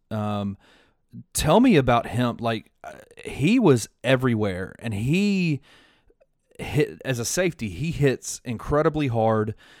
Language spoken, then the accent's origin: English; Memphis, Tennessee, United States; I'm from Memphis, so I've been to uh, hundreds of University of Memphis football games